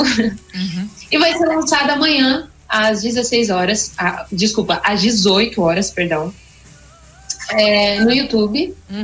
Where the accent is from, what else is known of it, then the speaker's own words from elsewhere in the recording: São José dos Campos, São Paulo, Brazil; eu sou de São José dos Campos, São Paulo, interior de São Paulo